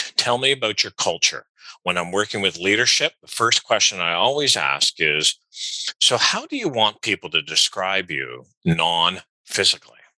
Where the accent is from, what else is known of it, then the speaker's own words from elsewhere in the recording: Canada; I'm Canadian